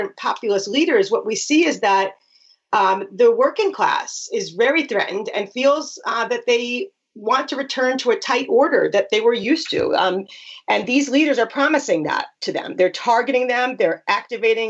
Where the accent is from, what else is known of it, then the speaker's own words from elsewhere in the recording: New York, United States; I'm from New York